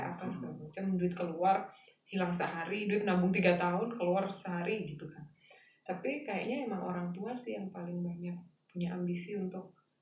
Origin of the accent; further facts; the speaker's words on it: Java, Indonesia; aku Jawa